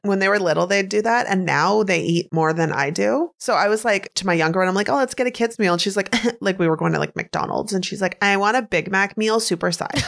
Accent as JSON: {"language": "English", "country": "Canada", "said": "I'm Canadian"}